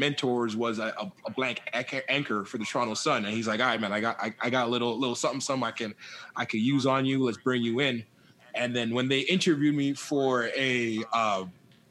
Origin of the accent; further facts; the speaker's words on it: Jamaica; I'm Jamaican